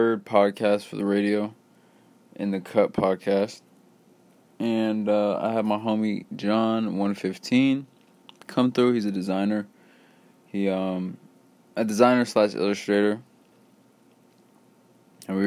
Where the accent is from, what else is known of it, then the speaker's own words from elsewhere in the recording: West Lafayette / Lafayette, Indiana, United States; my hometown of West Lafayette / Lafayette, Indiana.